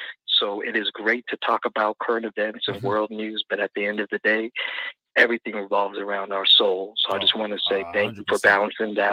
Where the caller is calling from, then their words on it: Seattle, Washington, United States; I'm calling in from Seattle.